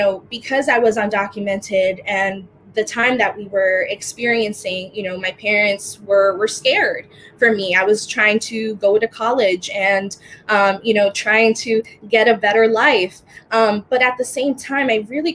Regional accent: United States; also born or lived in Dominican Republic; I was born in the Dominican Republic and came here to America when I was 2 months old with my family. And despite growing up in America

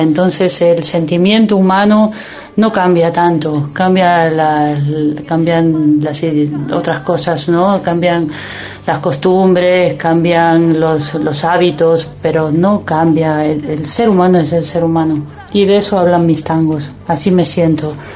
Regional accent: Ituzaingó, Buenos Aires Province, Argentina; now in Spain; Yo soy de Ituzaingó, no soy del arrabal, porteño.

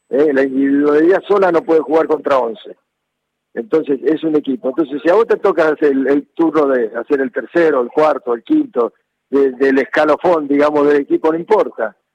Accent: Godoy Cruz, Mendoza, Argentina; Este, y en eh, Mendoza, futbolísticamente, yo vivía eh, vivía jugando en el potrero y, nací

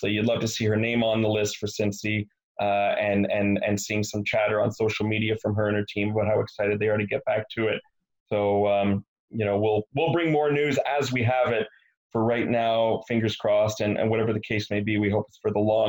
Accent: Montreal, Quebec, Canada; being from Montreal

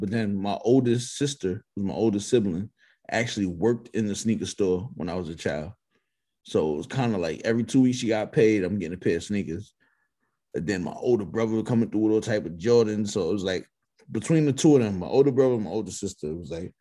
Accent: New York, United States; I'm from New York

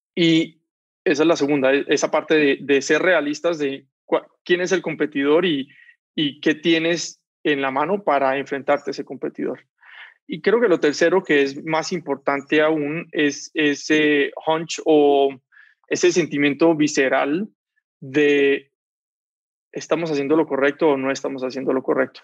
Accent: Cali, Valle del Cauca, Colombia; moved away as an adult; now in Mexico; Soy de Cali, en Colombia

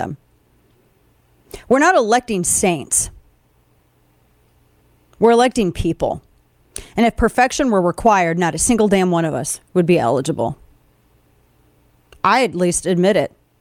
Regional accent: the Show Me State, Missouri, United States; moved away; I'm from the Show Me State originally.

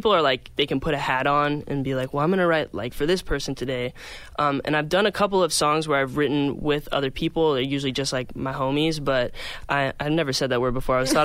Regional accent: Phoenix, Arizona, United States; moved away; I'm from Phoenix, Arizona

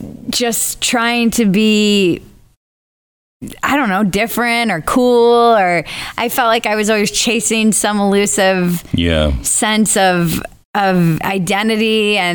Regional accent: New England, United States; moved away; also born or lived in Los Angeles, California; my hometown, where it's a small New England village

